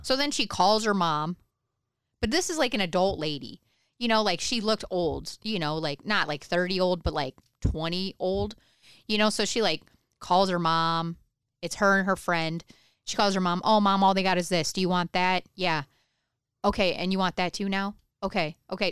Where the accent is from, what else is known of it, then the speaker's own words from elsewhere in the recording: Michigan, United States; now in Ohio, United States; I grew up in Michigan